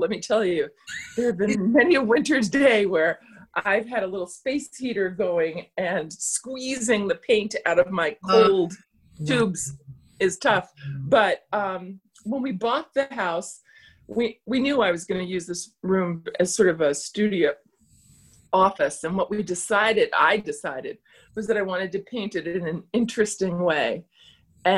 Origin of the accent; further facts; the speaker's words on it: New York City, New York, United States; now in Boston area, United States; I grew up in the Bronx